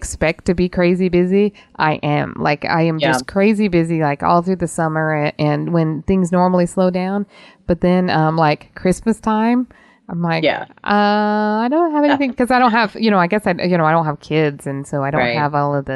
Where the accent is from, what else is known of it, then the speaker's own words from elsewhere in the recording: Utah, United States; growing up in Utah